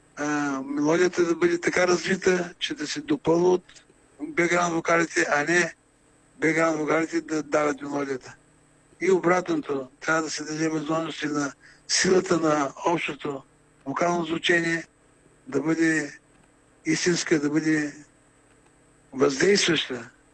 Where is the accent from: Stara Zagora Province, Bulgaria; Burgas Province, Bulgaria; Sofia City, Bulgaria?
Burgas Province, Bulgaria; Burgas; moved away as an adult; also born or lived in Sofia; съм бургазлия, и понеже обичам моя град